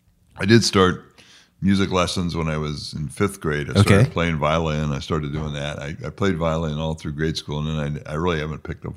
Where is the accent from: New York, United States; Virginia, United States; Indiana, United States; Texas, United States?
Indiana, United States; Fort Wayne; I grew up here in Fort Wayne. Mm-hmm. Belonged to St. Peter's Church, St. Peter's Parish